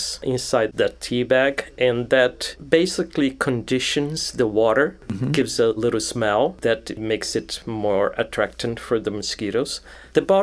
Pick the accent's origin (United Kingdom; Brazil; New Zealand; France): Brazil; moved away as an adult; also born or lived in Rio de Janeiro, Brazil / Brasília, Brazil / São Paulo, Brazil; now in United States; I was born in Brazil. I was born near Rio de Janeiro. But as a kid, I moved to Brasilia, which is the capital of Brazil